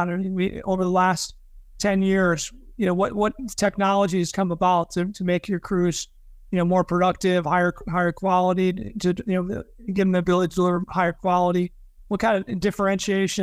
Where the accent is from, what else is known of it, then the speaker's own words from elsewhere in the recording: Chicago, Illinois, United States; moved away as an adult; now in Naples, United States; I'm from Chicagoland area